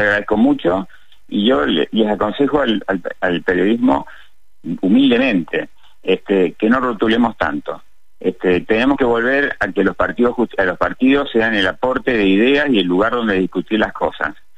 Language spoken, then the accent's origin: Spanish; Mendoza, Argentina; como mendocinos